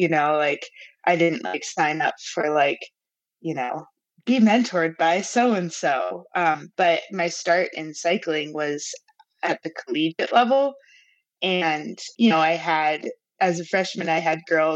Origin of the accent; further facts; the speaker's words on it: Albuquerque, New Mexico, United States; growing up in Albuquerque